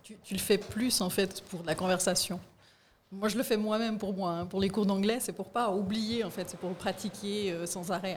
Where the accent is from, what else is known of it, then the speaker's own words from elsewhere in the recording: Fribourg, Switzerland; je suis née à Fribourg